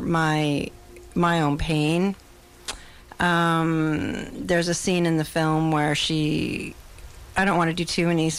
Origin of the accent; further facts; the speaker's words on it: Victoria, British Columbia, Canada; I'm a filmmaker from Victoria, British Columbia.